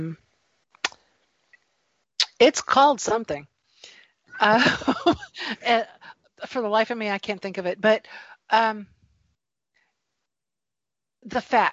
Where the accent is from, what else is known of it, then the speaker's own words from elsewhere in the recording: the South, United States; I come from the South